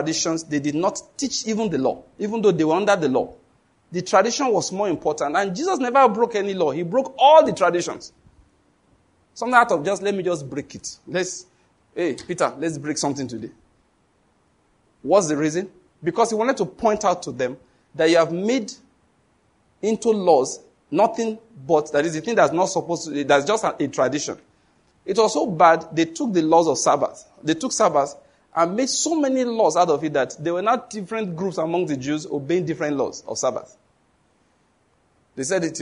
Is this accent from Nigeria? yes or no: yes; Western Nigeria, Nigeria; I was born in Western Nigeria, grew up there